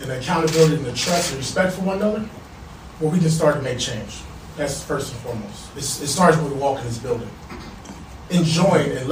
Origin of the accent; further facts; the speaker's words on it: Compton, California, United States; I grew up in Compton, California.